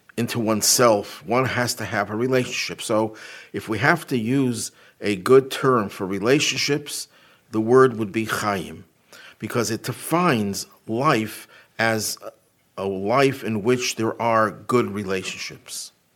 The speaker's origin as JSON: {"language": "English", "town": "Buffalo", "region": "New York", "country": "United States", "tie": "born or raised there", "said": "my hometown of Buffalo"}